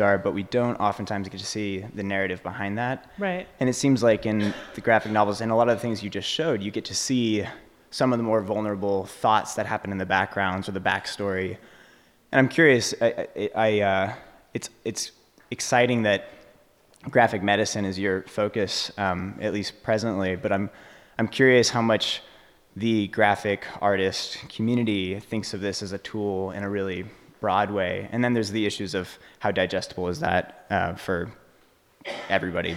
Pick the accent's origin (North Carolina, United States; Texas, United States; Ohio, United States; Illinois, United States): Texas, United States; I'm from Texas